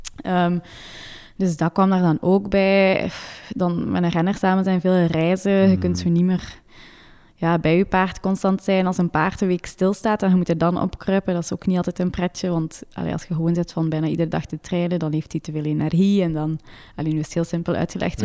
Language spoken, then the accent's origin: Dutch; Maldegem, Flanders, Belgium; moved away as an adult; also born or lived in Leuven; now in Monaco; ik ben verhuisd van Maldegem, want ik kom van Maldegem naar Leuven. Dus in, bij mijn papa thuis hadden wij ons eigen stal